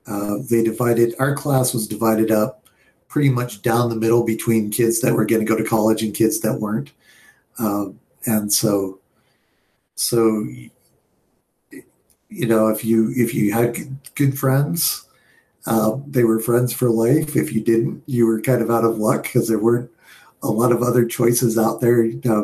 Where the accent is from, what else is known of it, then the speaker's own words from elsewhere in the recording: New York, United States; also born or lived in Colorado; So I was born in Colorado at the Air Force Academy, but I don't remember all of that. We were born in my dad was Air Force, so he moved around a lot until he went to Vietnam, and then we moved up to northern New York